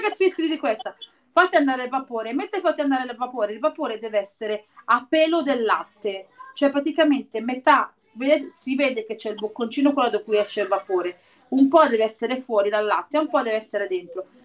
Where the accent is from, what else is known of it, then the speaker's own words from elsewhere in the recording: province of Naples, near Sorrento, Campania, Italy; sono nata nella provincia di Napoli e vicino a Sorrento